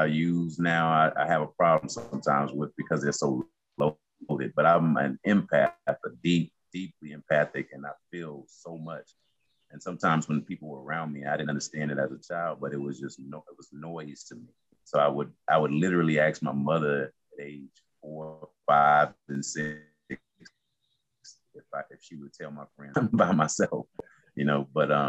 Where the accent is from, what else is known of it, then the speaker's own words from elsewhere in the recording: Yanceyville, North Carolina, United States; also born or lived in Oklahoma; I'm originally from North Carolina, small town in North Carolina called Yanceyville. My father was in the military, so we did move around a little bit. I lived in Oklahoma.